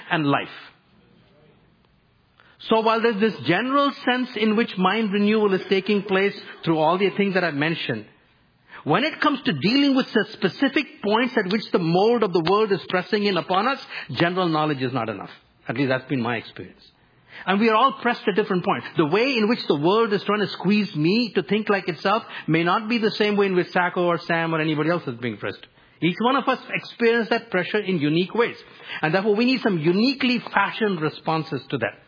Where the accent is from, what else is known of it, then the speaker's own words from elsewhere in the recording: India; moved away; growing up in India